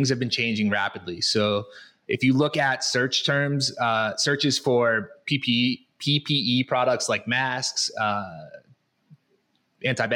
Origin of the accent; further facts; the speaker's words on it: Connecticut, United States; moved away as an adult; now in Guadalajara, Mexico; I am from Connecticut originally